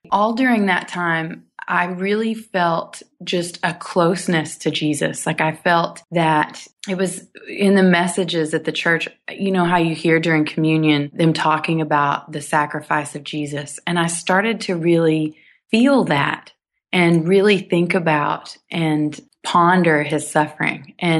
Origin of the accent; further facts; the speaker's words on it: Childress, Texas, United States; I grew up in Childress, Texas. And if you don't know where that is, that's for good reason because it's a town of 6,000 people in the northern part of Texas. My grandparents are cattle ranchers